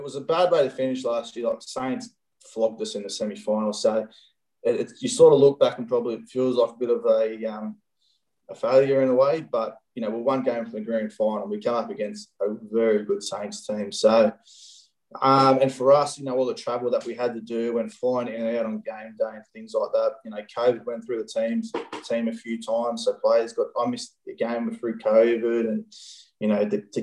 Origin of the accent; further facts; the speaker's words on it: Central Coast, New South Wales, Australia; moved away as an adult; also born or lived in Penrith / Sydney / London; I grew up on the Central Coast